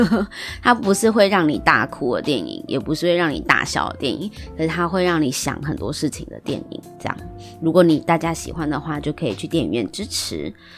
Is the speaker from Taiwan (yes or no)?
yes; Taiwan; 我们生在台湾